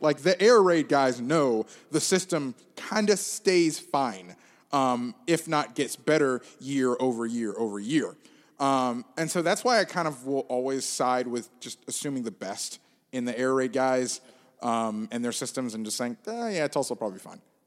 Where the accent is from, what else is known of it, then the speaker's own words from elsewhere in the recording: Gainesville, Florida, United States; I grew up in Gainesville, uh, and went to Florida.